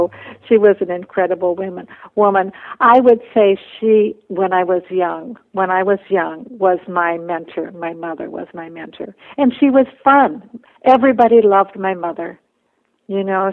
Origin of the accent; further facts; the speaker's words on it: Minnesota, United States; also born or lived in Bolivia; I went to school full-time to the University of Minnesota, but I also worked full-time, so I lived at home.